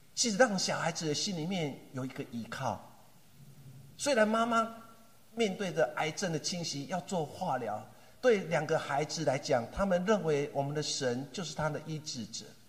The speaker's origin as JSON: {"language": "Chinese", "country": "Taiwan", "said": "我们台湾话"}